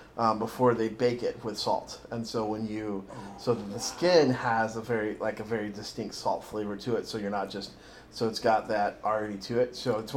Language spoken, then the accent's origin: English; Texas, United States; moved away; growing up in Texas.